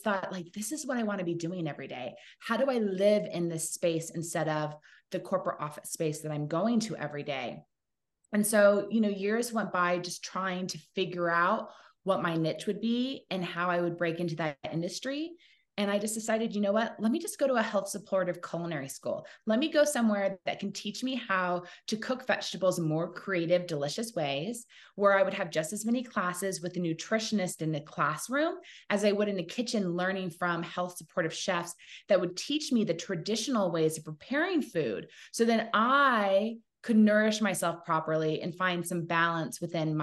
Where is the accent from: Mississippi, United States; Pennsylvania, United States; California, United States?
California, United States; Laguna Beach; also born or lived in San Diego, California; I grew up in two places. So I was born in San Diego, and we lived on an avocado farm until I was 7. And then we moved to Laguna Beach, California, which is my mom's hometown.